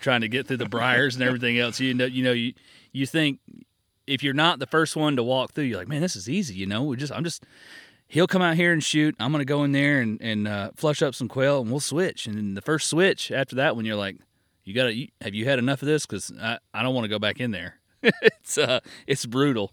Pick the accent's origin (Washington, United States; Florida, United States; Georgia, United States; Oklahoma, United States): Florida, United States; I'm from Florida